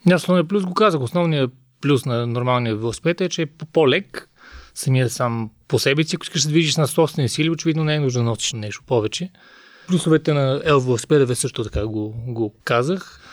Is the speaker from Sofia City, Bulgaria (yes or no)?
yes; Sofia, Sofia City, Bulgaria; съм софиянец